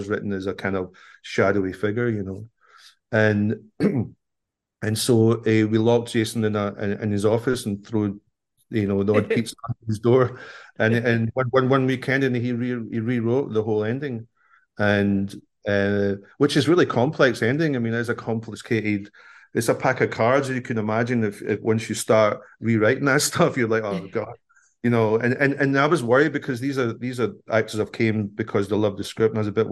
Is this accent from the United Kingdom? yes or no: yes; Scotland, United Kingdom; I'm a Scottish person